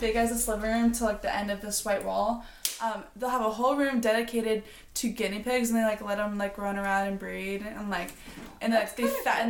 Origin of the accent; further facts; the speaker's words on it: Nebraska, United States; moved away; also born or lived in Colorado; I grew up in Nebraska.